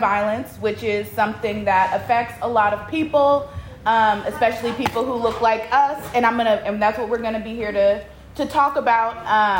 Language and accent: English; Richmond, Virginia, United States; So I am a reporter. I'm from Richmond.